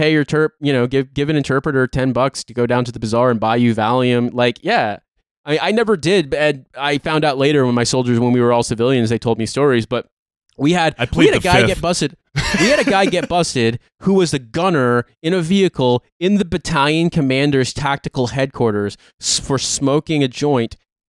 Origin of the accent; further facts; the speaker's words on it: Midwest, United States; moved away; But I'm from the Midwest